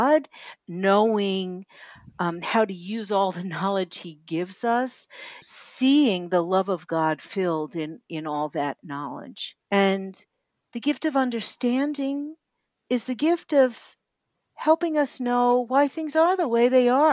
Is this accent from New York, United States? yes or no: yes; New York City, New York, United States; moved away; also born or lived in the desert; I live out here in the desert, and I grew up in Brooklyn